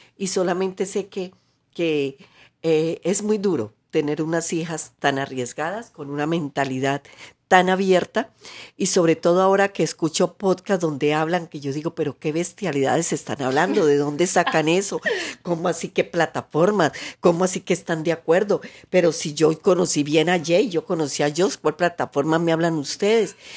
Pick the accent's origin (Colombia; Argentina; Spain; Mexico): Colombia